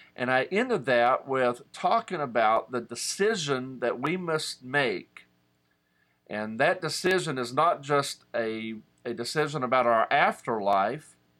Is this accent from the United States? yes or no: yes; West Virginia, United States; I'm a West Virginian. I'm from and of West Virginia